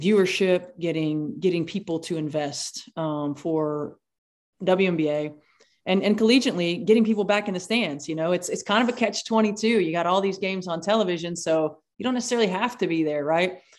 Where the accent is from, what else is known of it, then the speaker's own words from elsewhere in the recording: Indiana, United States; you grew up in Indiana, so of course you played basketball